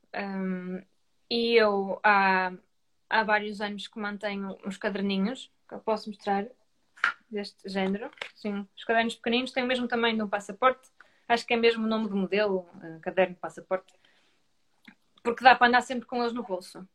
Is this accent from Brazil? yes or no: no; Grijó, Norte, Portugal; eu sou de Grijó, eu cresci em Grijó